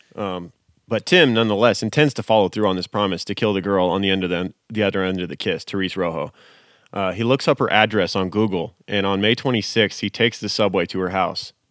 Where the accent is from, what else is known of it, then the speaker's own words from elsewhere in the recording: United States; I grew up in America